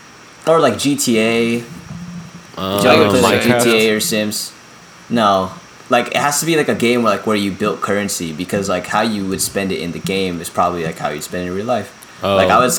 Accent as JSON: {"language": "English", "country": "Philippines", "said": "especially since, like, you know, we're from the Philippines."}